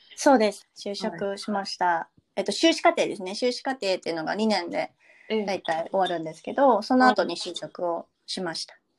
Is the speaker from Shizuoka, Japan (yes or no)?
yes; Shizuoka, Japan; first language Japanese; 出身は、えー、静岡県です。で静岡県で本当に生まれて しかもめちゃくちゃ田舎で生まれて、うん、そう育って